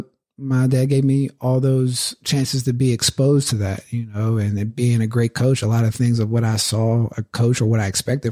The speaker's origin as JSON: {"language": "English", "town": "Pittsburgh", "region": "Pennsylvania", "country": "United States", "tie": "born or raised there", "said": "growing up in Pittsburgh"}